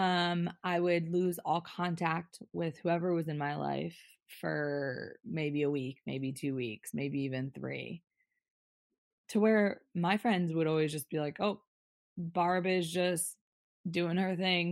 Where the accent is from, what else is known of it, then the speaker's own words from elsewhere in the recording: New York, United States; I grew up in New York